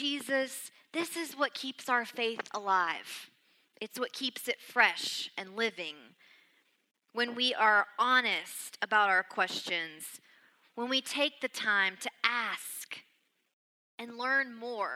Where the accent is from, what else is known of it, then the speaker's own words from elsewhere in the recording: Arkansas, United States; accent: Southern; When someone asks me where I'm from, I say Arkansas